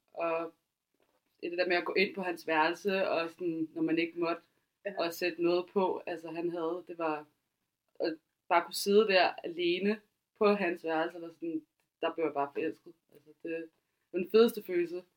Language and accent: Danish; Høje-Taastrup, Capital Region of Denmark, Denmark; jeg er også fra Højtostrup